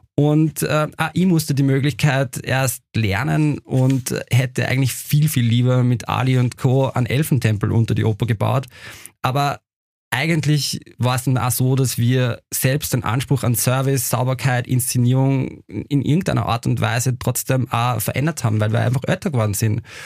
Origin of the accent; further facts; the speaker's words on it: Upper Austria, Austria; now in Vienna, Austria; ich persönlich bin ja selber aus Oberösterreich